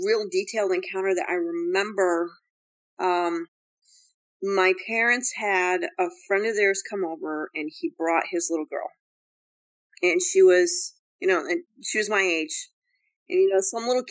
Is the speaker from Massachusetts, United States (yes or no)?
no; Bennington, Vermont, United States; moved away; my hometown's Bennington, Vermont